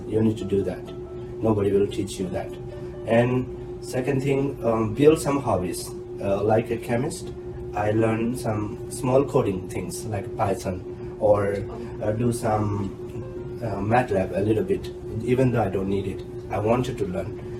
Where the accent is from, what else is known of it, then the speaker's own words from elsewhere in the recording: India; moved away as an adult; now in Taiwan; As an Indian